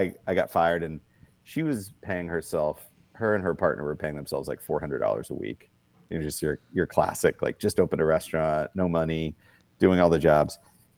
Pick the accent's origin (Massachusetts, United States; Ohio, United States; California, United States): Massachusetts, United States; Boston; moved away as an adult; also born or lived in Telluride, Colorado / Japan; I'm originally from Boston